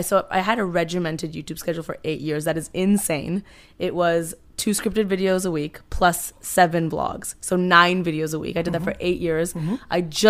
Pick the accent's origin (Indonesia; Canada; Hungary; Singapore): Canada; Toronto, Ontario; moved away as an adult; now in Los Angeles, United States; I was born in Toronto, Canada.